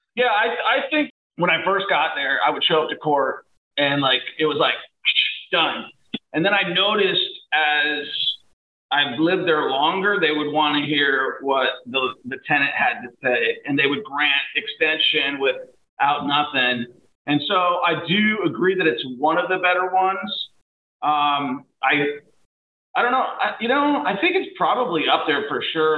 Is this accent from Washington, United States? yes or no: yes; Washington, United States; where I'm from in uh, Washington State